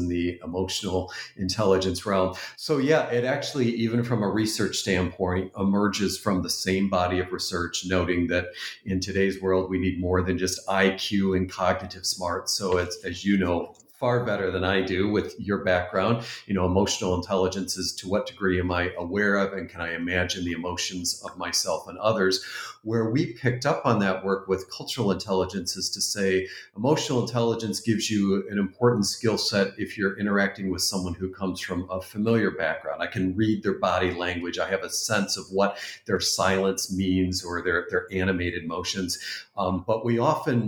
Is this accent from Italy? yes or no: no; Canada; the Canadian home that I was brought up